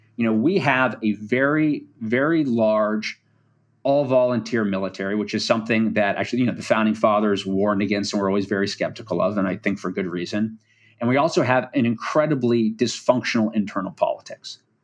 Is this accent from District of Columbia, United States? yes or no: yes; Washington, District of Columbia, United States; I'm actually from Washington, D C